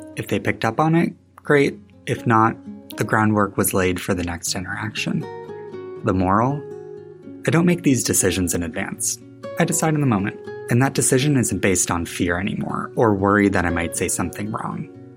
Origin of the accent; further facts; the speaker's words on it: West Michigan, United States; moved away as an adult; now in Chicago, United States; Growing up in West Michigan meant I wasn't really exposed to role models with diverse identities